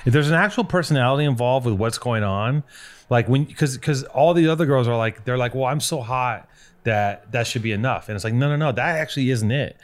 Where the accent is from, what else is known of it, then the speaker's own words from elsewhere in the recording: Los Angeles, California, United States; I grew up in Venice